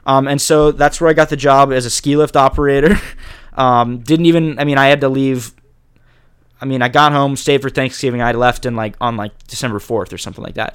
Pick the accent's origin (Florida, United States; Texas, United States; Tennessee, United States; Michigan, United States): Florida, United States; Jacksonville; moved away as an adult; also born or lived in Chapel Hill, North Carolina; I loved growing up in Jacksonville